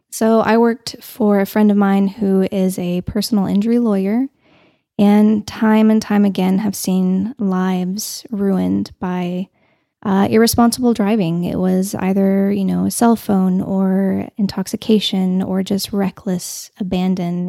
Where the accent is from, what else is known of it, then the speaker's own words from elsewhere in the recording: Canyon, Texas, United States; now in Amarillo, United States; I grew up in Canyon, so we didn't have Tootin' Totem, and we just had Pack a Sack.